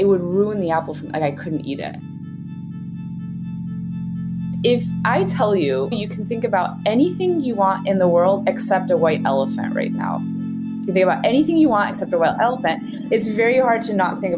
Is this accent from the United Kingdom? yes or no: no; Switzerland; also born or lived in Brooklyn, New York; now in New York, United States; I'm from Switzerland, and our national food, what we're known for around the world, is cheese